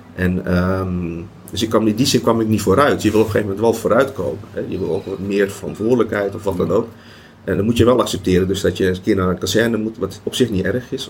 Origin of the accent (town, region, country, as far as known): Netherlands